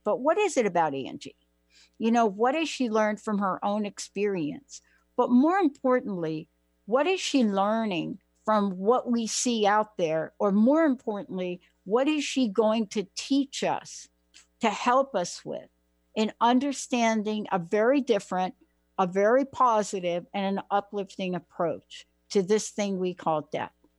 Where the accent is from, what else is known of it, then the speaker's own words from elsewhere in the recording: United States; also born or lived in New Jersey; I'm from New York and uh, New Jersey